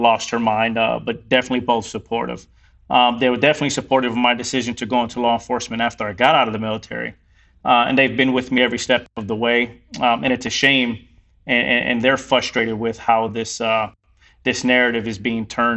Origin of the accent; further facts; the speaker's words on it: New York City, New York, United States; I was born in the Bronx, raised by two fantastic parents